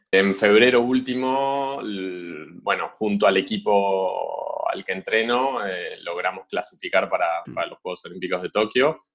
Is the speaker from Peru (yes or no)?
no; Argentina; moved away as an adult; also born or lived in Switzerland; para nosotros como argentinos